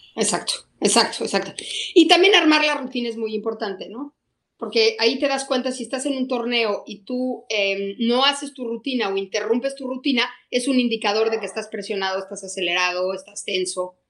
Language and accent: Spanish; Querétaro, Mexico; moved away as an adult; also born or lived in Mexico City; a los 18 años me fui a estudiar de Querétaro a México